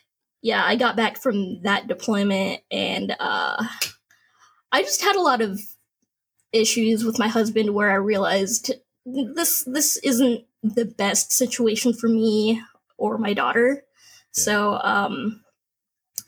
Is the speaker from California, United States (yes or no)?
yes; San Diego, California, United States; also born or lived in Norfolk / Hawaii; I'm from San Diego. I grew up here